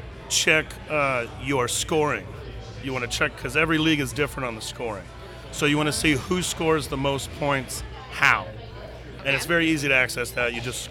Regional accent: Dallas, Texas, United States; I am from Texas, born in Dallas

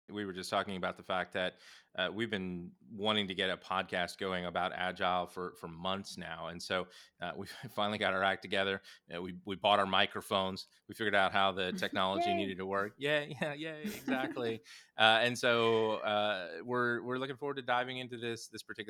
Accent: Southern Indiana, United States; moved away; I grew up in the Midwest, in Southern Indiana

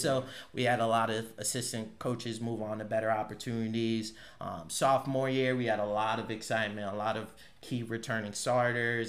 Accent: Norwalk, Connecticut, United States; originally I'm from Norwalk, Connecticut, 203.

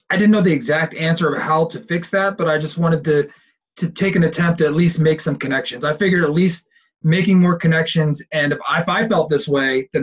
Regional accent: Philadelphia, Pennsylvania, United States; moved away as an adult; also born or lived in Delaware; now in San Diego, United States; I was born and raised in Philadelphia, and I lived there for 18 years

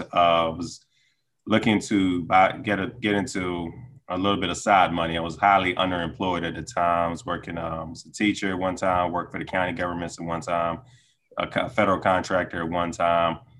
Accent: Decatur, Georgia, United States; moved away as an adult; now in Washington, D.C. area, United States; I grew up in Decatur, Georgia, uh, high school and college.

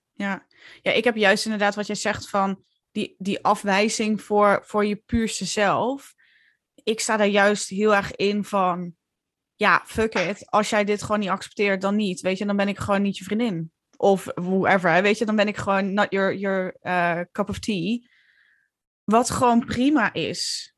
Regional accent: Limburg, Netherlands; accent: Limburgish; moved away as an adult; now in Utrecht, Netherlands; ik ben een truckersdochter eh, uit Limburg. ik, al, ik spreek nog steeds dialect. Ik had een vet zware Limburgs accent toen ik jong was.

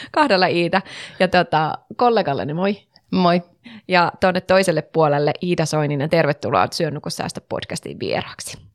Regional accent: North Savo, Finland; mä oon pohjoissavolainen, niin mä tuun tuolta pohjoisesta

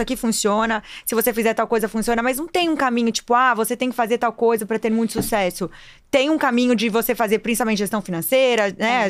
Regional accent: Brazil; Quando eu era criança, lá em Marechal

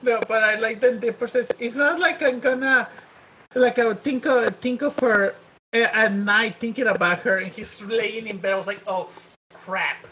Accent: Mexico; accent: Mexican; my Mexican accent

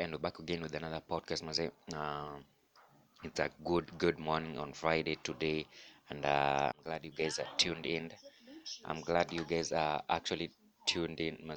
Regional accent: Kenya; as Kenyan artists

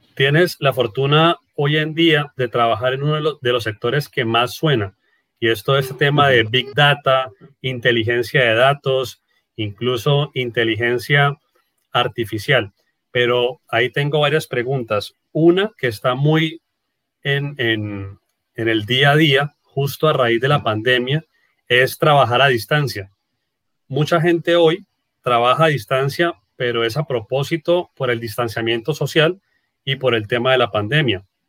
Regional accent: Norte de Santander, Colombia

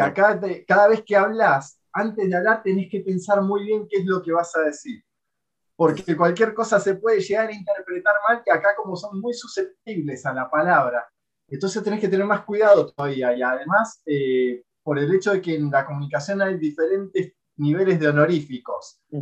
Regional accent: Argentina; now in Japan; yo que vengo de Latinoamérica, Argentina, yo estoy acostumbrado a, allá a escuchar tiroteos en la calle

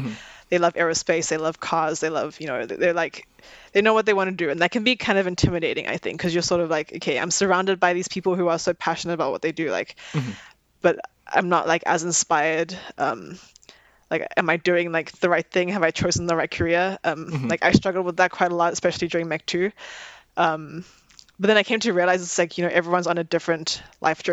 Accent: South Africa; moved away as an adult; now in Vancouver, Canada; growing up in South Africa

